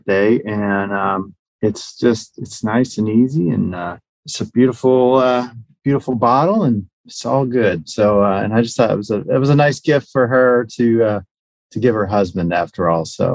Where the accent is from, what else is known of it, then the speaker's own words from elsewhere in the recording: Houston, Texas, United States; also born or lived in San Antonio, Texas; I grew up in Houston, north of town